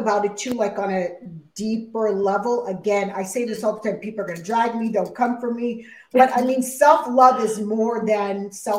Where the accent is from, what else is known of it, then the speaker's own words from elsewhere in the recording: Montreal, Quebec, Canada; being a West Indian person growing up in Montreal, Quebec.